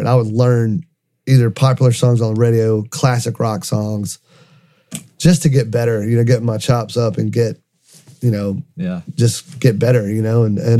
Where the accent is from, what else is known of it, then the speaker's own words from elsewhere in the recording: North Carolina, United States; also born or lived in Lynchburg, Virginia; So we grew up in North Carolina. All my family's in Lenore and Boone, North Carolina, in the mountains, and grew up in a very musical family.